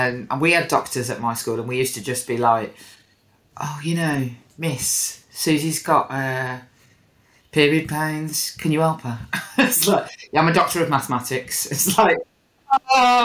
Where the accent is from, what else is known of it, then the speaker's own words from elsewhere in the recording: Birmingham, West Midlands, United Kingdom; growing up in Birmingham, you are right next to Stratford